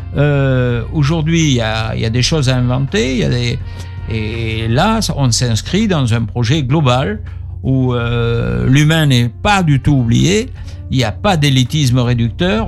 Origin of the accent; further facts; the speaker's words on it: Bordeaux, Nouvelle-Aquitaine, France; Je suis un Bordelais, je suis né rue Jacques